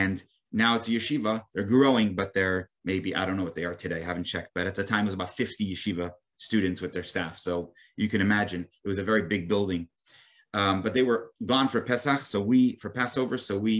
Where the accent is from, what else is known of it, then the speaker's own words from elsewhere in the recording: New York City, New York, United States; as a boy, I grew up in Brooklyn, New York